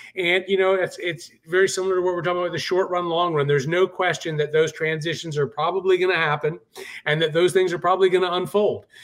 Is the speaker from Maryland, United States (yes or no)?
no; Charleston, South Carolina, United States; here in my hometown of Charleston, South Carolina